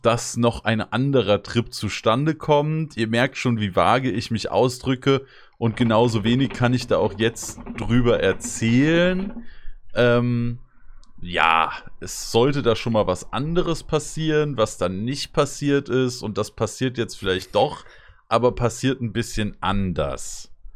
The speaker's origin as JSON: {"language": "German", "town": "Rodgau", "region": "Hesse", "country": "Germany", "tie": "born or raised there", "said": "Ich wohne zwar nicht mehr in Rottgau, aber ich, hab, ich bin ja in Rottgau aufgewachsen"}